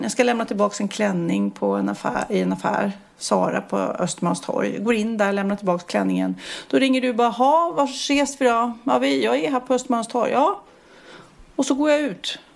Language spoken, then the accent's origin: Swedish; Sweden; vi som har så lång semester i Sverige